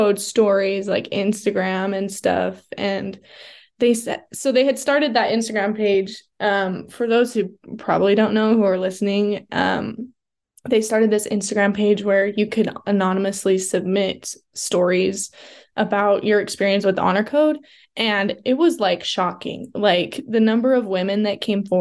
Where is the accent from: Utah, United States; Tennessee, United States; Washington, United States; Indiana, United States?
Utah, United States; Southern; I grew up in Southern Utah, so I wasn't like in the Provo BYU bubble my whole life